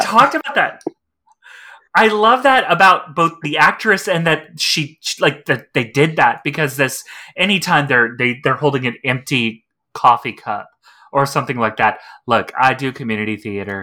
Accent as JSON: {"language": "English", "region": "Texas", "country": "United States", "said": "as a trans woman, as a Texan"}